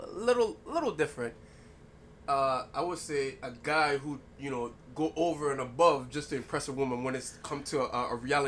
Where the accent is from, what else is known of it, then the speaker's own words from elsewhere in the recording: British Virgin Islands; I'm from Cinque Verde, Virgin Islands. Okay. One of the bigger islands in the Virgin Islands.